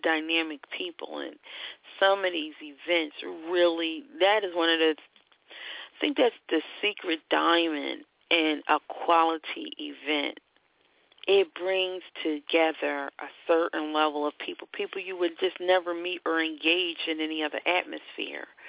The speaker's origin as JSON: {"language": "English", "town": "Philadelphia", "region": "Pennsylvania", "country": "United States", "said": "I'm from Philadelphia, and Temple is one of our schools."}